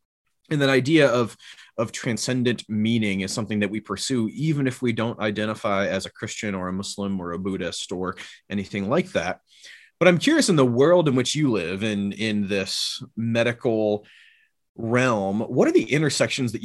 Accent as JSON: {"language": "English", "town": "Orrville", "region": "Ohio", "country": "United States", "tie": "born or raised there", "moved": "yes", "said": "I was up in my hometown in Orrville, Ohio for a week"}